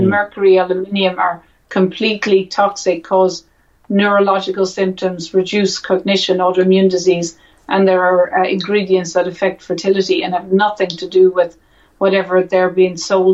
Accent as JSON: {"language": "English", "country": "Ireland", "said": "me as an Irish woman"}